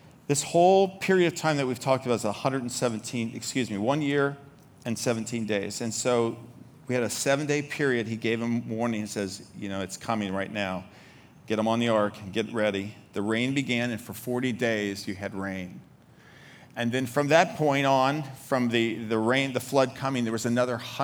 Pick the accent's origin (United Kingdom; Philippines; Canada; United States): United States; Baltimore, Maryland; I'm from Baltimore